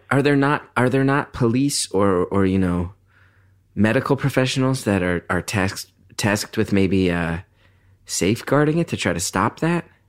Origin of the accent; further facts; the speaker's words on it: New York, United States; I come from New York where everyone's in therapy.